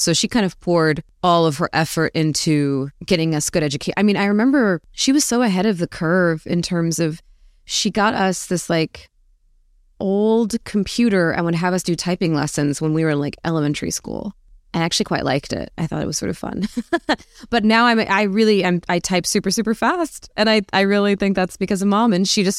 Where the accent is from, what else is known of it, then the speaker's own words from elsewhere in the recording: Arizona, United States; Hot. Predictably, probably. I actually was quite an indoor kid.